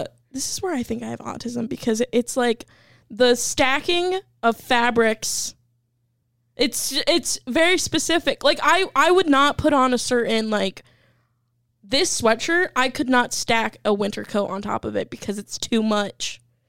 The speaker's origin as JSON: {"language": "English", "region": "Alabama", "country": "United States", "tie": "born or raised there", "said": "We're from Alabama."}